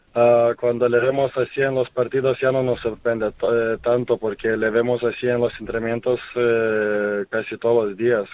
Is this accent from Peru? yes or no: no; Lithuania; now in Spain; en mi, eh, en mi país, en Kaunas